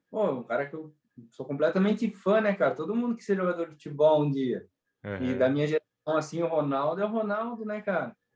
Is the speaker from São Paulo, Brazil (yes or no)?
yes; Araraquara, São Paulo, Brazil; eu já nasci aqui em Araraquara.